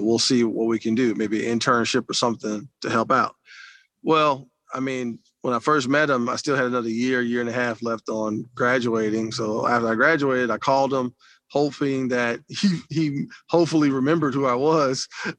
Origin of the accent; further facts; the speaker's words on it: New Orleans, Louisiana, United States; also born or lived in Alexandria, Louisiana; I'm a New Orleans kid through and through, born and raised in New Orleans.